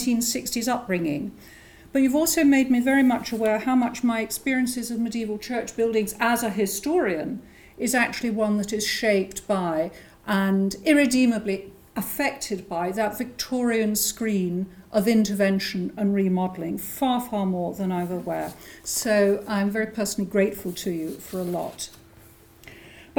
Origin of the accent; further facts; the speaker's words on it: England, United Kingdom; accent: English (implied); moved away as an adult; also born or lived in Scotland; after not actually having lived in England for the last 30 years. And my accent won't tell you that, but I've lived either in New England or in Scotland.